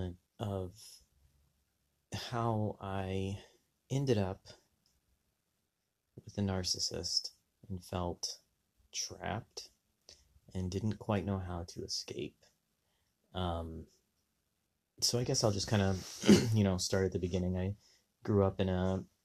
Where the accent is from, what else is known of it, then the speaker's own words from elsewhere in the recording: Southwest, United States; Growing up in the Southwest, very religious